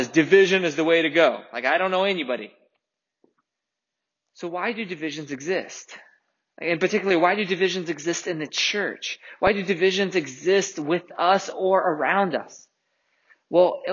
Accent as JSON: {"language": "English", "country": "Russia", "tie": "born or raised there", "moved": "yes", "said": "I grew up in Russia."}